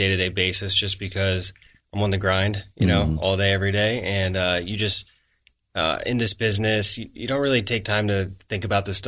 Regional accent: Denver, Colorado, United States; I'm from Denver

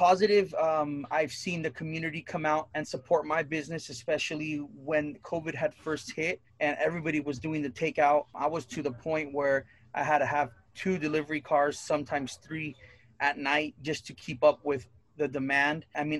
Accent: Santa Barbara, California, United States; It used to be an arcade spot behind 7-Eleven out in Goleta by Dos Pueblos High School.

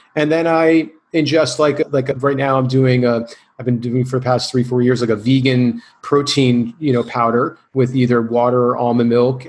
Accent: New Jersey, United States; now in California, United States; I had the surgery in in uh, New Jersey uh, because I wanted to be near family

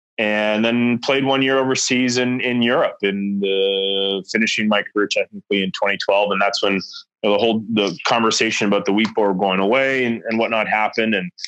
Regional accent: Foam Lake, Saskatchewan, Canada; I'm from Foam Lake. you know, family has been farming between there and where my dad's hometown is Kyle, Saskatchewan for you know, basically 100 years.

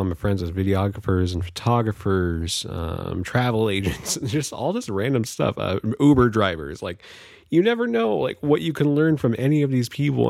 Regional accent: Vallejo, California, United States; now in Humboldt County, California, United States; I'm from Vallejo, California. Uh, currently residing in Humboldt County, California.

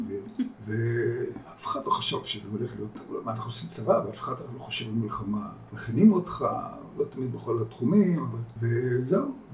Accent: Kiryat Tiv'on, Haifa District, Israel; Hebrew is a second language; also born or lived in Netherlands; נולדתי בהולנד למשפחה לא יהודית, והגענו לארץ שאני, הגענו, לא עלינו, כשאני בגיל 6 לקריית טבעון, שנחשבה בזמנו לסביון של המדינה

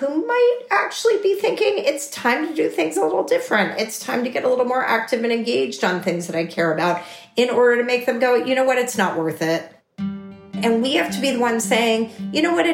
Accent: Texas, United States; I'm a Texan who comes from a family with a broad range of political ideas

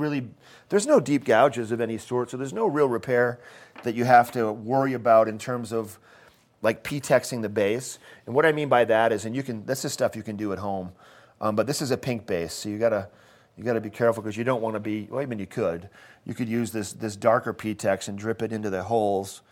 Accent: Maine, United States; now in Eagle County, United States; I'm, I'm from Maine, and I grew up eating the Maine

